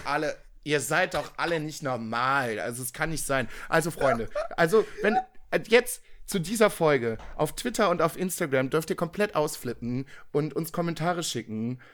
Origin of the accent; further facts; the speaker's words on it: Viersen, North Rhine-Westphalia, Germany; in meiner Heimatstadt, in der, aus der ich komme, das ist das Dorf nebenan, äh, Dülken